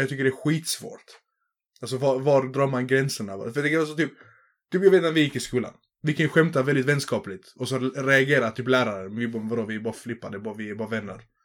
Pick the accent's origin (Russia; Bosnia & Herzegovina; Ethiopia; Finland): Bosnia & Herzegovina; now in Sweden; i mitt hemlän i Bosnien, där du dricksar alltid